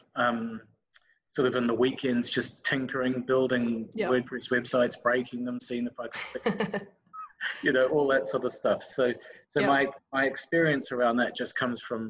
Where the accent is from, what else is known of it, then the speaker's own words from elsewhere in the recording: New Zealand; moved away as an adult; now in Melbourne, Australia; I'm a Kiwi